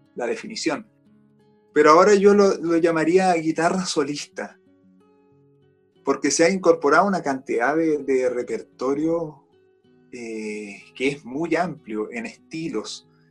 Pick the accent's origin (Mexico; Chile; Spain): Chile; also born or lived in Austria; soy un guitarrista chileno.